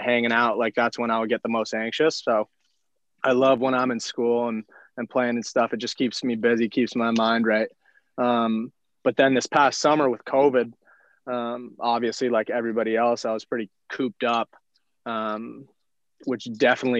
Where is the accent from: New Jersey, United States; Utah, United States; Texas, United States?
New Jersey, United States; Mahwah; moved away; I'm from Mahwah, New Jersey originally